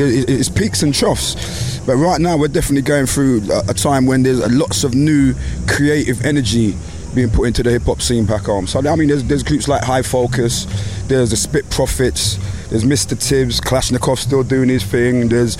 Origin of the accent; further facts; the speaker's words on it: England, United Kingdom; growing up in England, we grew up listening to reggae music, sound systems. That's how we all grew up. And at the time in England, the sound system culture was where UK blacks, we do reggae music, but we're not Jamaican.